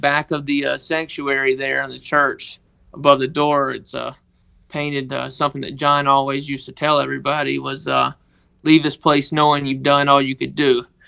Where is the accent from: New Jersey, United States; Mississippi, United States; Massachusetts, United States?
Mississippi, United States; Tishomingo; I was born and raised in, uh, Tishomingo, Mississippi